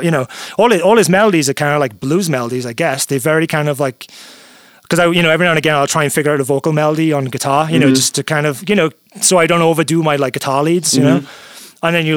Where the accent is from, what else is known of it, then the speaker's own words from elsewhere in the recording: United Kingdom; I grew up in Britain